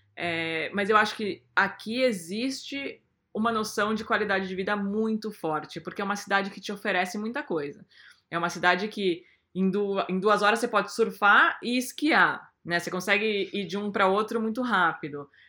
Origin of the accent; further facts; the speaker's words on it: Brazil; moved away as an adult; also born or lived in Portugal; now in United States; eu sou brasileira